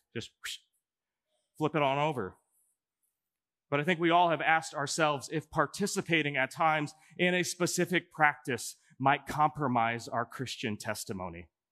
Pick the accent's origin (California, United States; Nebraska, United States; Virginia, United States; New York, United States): Nebraska, United States; Omaha; also born or lived in Chicago, Illinois; now in Coralville, United States; I'm actually from Omaha, Nebraska.